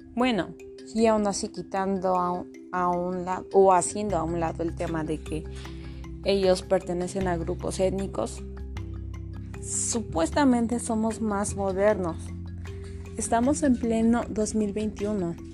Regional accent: Mexico; somos mexicanos

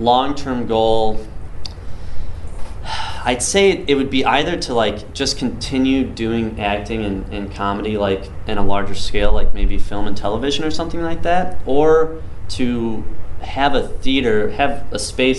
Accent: Northern Michigan, United States; I grew up in Northern Michigan, didn't know anything else about it.

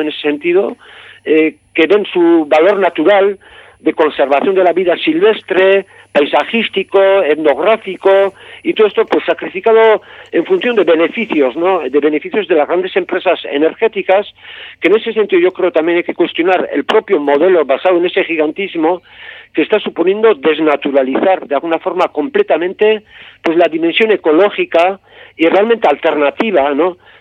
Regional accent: Gipuzkoa, Basque Country, Spain; yo soy de, Guipúzcoa

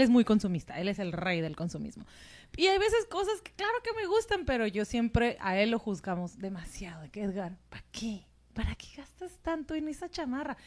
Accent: Mexico; yo soy mexicana

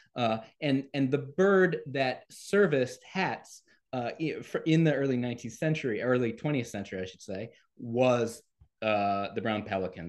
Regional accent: Lafayette, Louisiana, United States; U L L, or the University of Louisiana at Lafayette, in my hometown of Lafayette

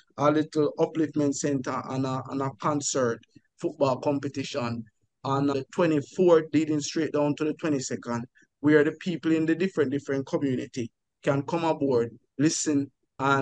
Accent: Jamaica; I was born and raised in Jamaica

